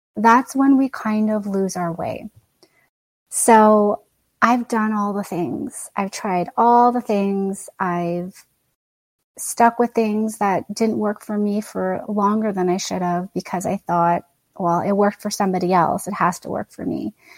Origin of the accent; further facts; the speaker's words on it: Canada; I'm Canadian born and raised.